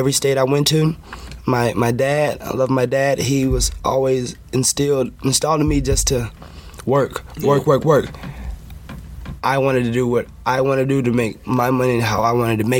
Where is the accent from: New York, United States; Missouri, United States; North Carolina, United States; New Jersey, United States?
North Carolina, United States; Durham; moved away; also born or lived in Silver Spring, Maryland; I grew up in Durham, North Carolina